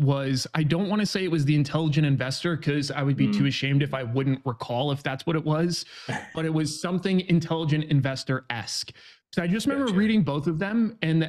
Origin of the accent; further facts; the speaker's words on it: New York, United States; now in San Diego, United States; I grew up in New York. Right now I'm 32, live out in San Diego